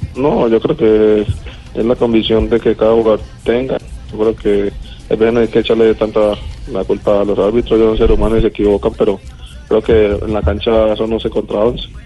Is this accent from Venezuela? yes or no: no; Colombia; now in Argentina; como todo colombiano